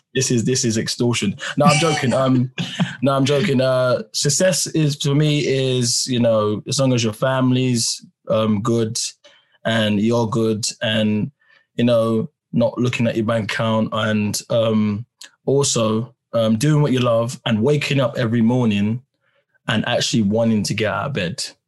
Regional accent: London, United Kingdom; I'm … from Peckham

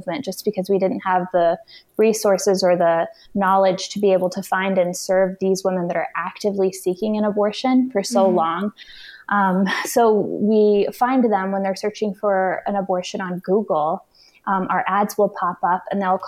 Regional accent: Houston, Texas, United States; I'm from Houston

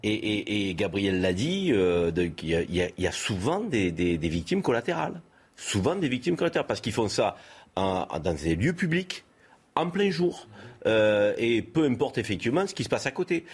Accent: France; chez nous, en France

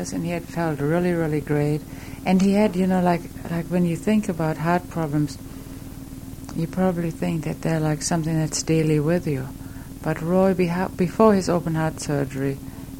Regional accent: Bielefeld, North Rhine-Westphalia, Germany; moved away; not in Bielefeld, where I was raised

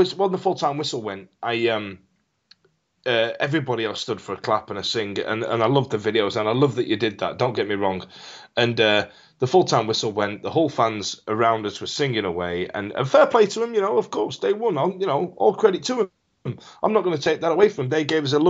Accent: Yorkshire and the Humber, United Kingdom; moved away; an expat himself out of Yorkshire, and to see my hometown and my hometown club

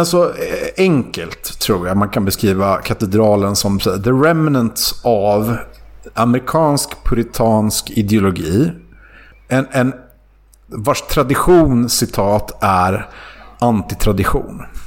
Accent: Sweden; Som svensk

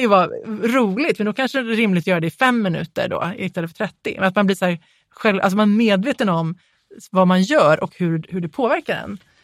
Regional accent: Småland, Sweden; jag är från Småland, jag har konstig intonation.

